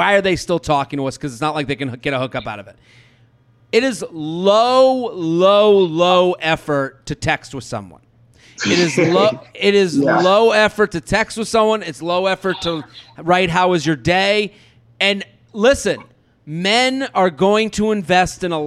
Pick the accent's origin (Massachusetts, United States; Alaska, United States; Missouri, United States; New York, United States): Massachusetts, United States; outside of Boston; I grew up outside of Boston. Like in the suburbs